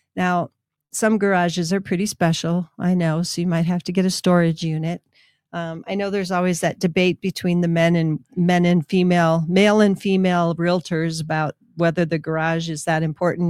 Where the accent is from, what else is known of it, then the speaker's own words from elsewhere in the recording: Minnesota, United States; now in Albuquerque, United States; Orono was in my school district when I was growing up in Minnesota.